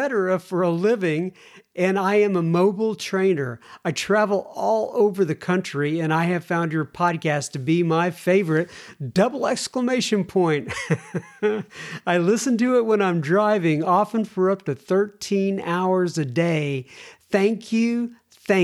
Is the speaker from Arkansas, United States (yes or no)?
yes; Arkansas, United States; I am from Northwest Arkansas, born and raised. That is Walmart country.